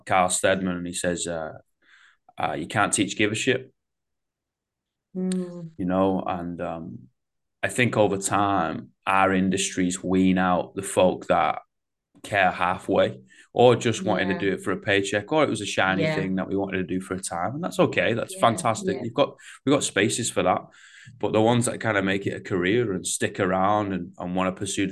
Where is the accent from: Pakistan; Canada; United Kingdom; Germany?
United Kingdom; Manchester, North West England; accent: Manc; my Manc accent